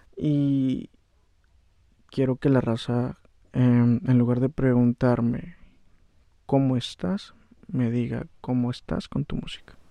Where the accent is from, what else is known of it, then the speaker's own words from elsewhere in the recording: Valle de Guadalupe, Baja California, Mexico; also born or lived in Ensenada / Atlixco, Puebla; soy nacido, soy nacido aquí en Ensenada, güey, pero pues, soy residente de Guadalupe.